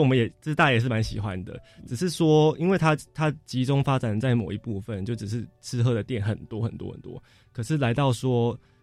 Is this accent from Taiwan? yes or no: yes; Fengyuan, Taichung, Taiwan; also born or lived in Taipei; 我们家其实是从东市新社一代搬下来的科技家人，然后本来老冯原是，呃，聊到丰原的时间就是我出生的那一年，这样，所以我其实就是在丰原出生